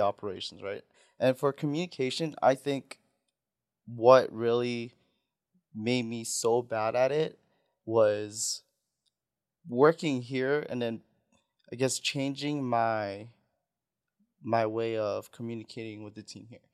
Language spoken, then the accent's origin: English; Saipan, Northern Mariana Islands; first language Tagalog; English is a second language; moved away; also born or lived in Philippines; I was born in Philippines, went to Saipan. When I was raised in Saipan, it's, my first language was always Tagalog